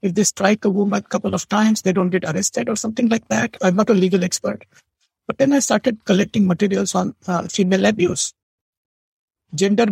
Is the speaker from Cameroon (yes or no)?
no; India; now in United States; I didn't know that I was a South Asian until I got to America because I always thought I'm Indian